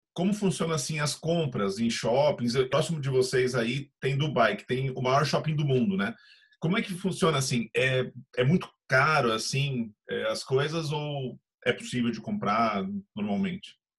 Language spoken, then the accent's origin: Portuguese; Paraná, Brazil; Eu sou do Paraná